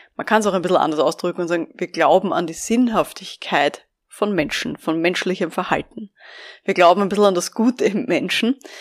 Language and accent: German; Vienna, Austria; ich bin ja aus Wien